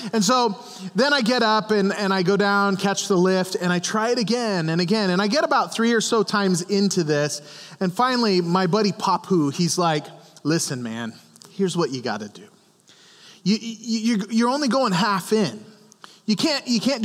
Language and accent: English; Montana, United States; now in Goshen, United States; I grew up in Montana